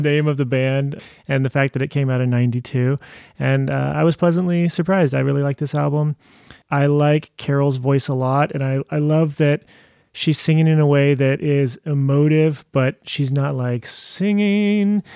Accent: Modesto, California, United States; now in Portland, United States; I grew up near there in Modesto

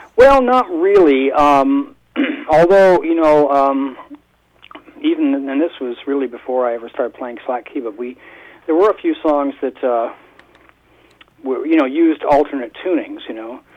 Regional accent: Toronto, Ontario, Canada; moved away; also born or lived in Hawaii; I was born in Toronto

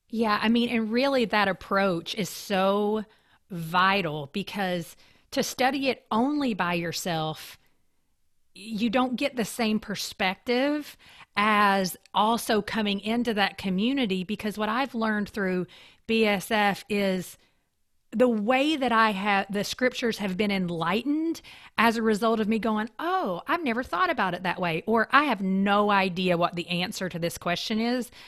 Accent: eastern Kentucky, United States; moved away; also born or lived in Lexington, Kentucky; I grew up in the mountains of eastern Kentucky

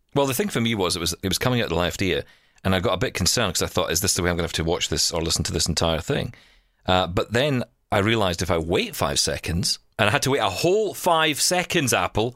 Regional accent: Scotland, United Kingdom; accent: Scottish; now in Canada

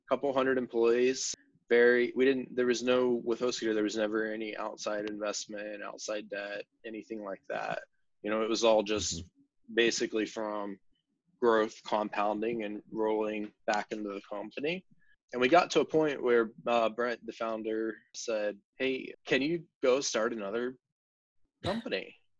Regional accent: West Virginia, United States; growing up in West Virginia

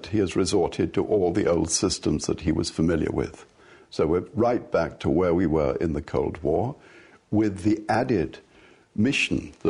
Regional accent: England, United Kingdom; Yes, of course, I'm born and bred English. I'm English to the core.

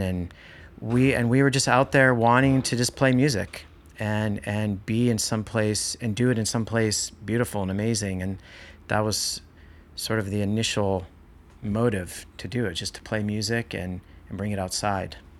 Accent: Marin County, California, United States; growing up here, growing up in Marin County

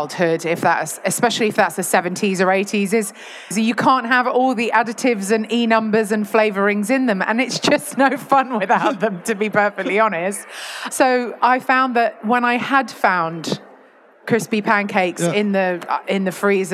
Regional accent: London, United Kingdom; moved away as an adult; now in Yorkshire, United Kingdom; I was raised in London and only lived in London until about 2018

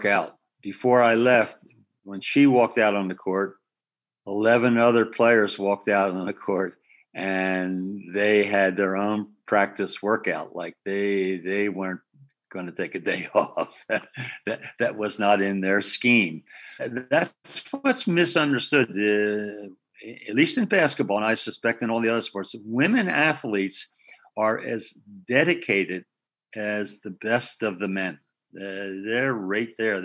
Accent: Philadelphia, Pennsylvania, United States; moved away; I grew up in West Philadelphia, you know, and a row house.

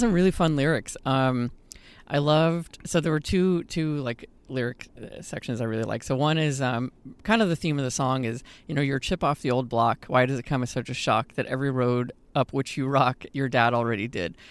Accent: Houston, Texas, United States; moved away as an adult; I also actually was born Houston, so, uh, and lived in Texas most of my life

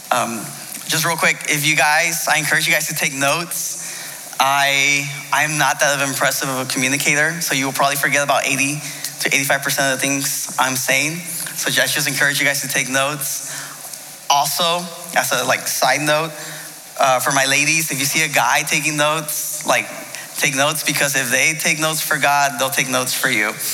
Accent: United States; I'm Mexican. My parents are from Mexico. I was born here in the States, but I still, uh, I'm Mexican American

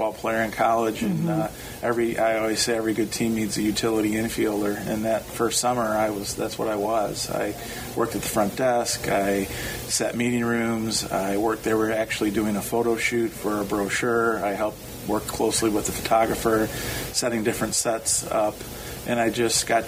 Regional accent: Michigan, United States; I was born and raised in Michigan

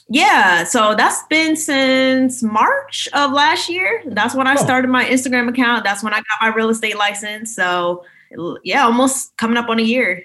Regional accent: Maryland, United States; moved away as an adult; also born or lived in New York; now in Reston, United States; I'm from Maryland originally, but currently I'm in Florida just for quarantine and everything

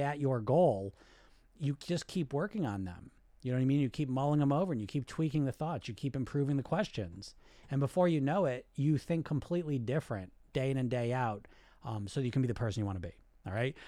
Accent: United States; So I'm Greek, I grew up in America

